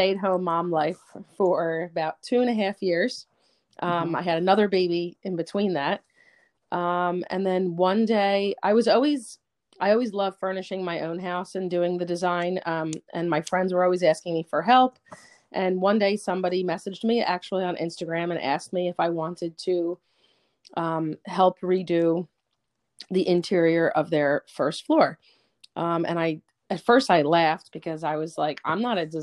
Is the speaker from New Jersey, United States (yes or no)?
yes; Princeton, New Jersey, United States; moved away as an adult; also born or lived in Philadelphia, Pennsylvania; now in Pennsylvania, United States; I'm actually from Princeton, New Jersey.